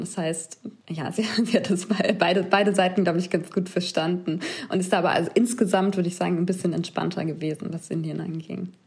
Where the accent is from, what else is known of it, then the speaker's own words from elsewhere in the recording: Germany; Dann haben wir Deutschland gesagt.